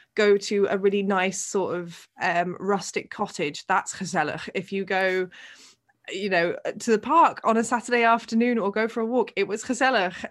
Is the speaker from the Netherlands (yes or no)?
yes; Netherlands; accent: English; growing up here